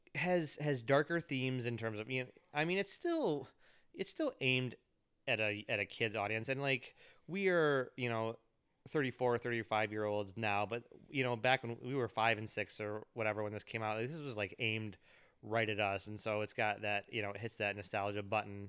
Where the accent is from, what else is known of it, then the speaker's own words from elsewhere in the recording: United States; as an American kid